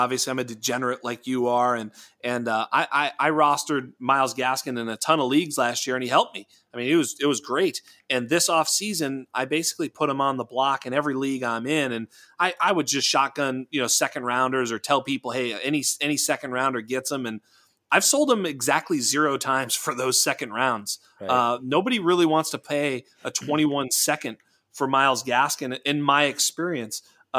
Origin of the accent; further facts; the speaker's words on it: Northeast, United States; I mean, I'm from the Northeast.